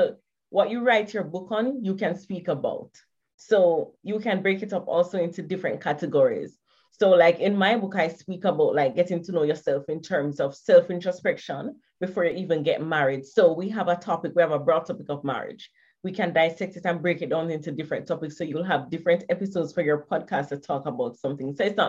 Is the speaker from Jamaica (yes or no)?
yes; Kingston, Jamaica; I'm from Jamaica.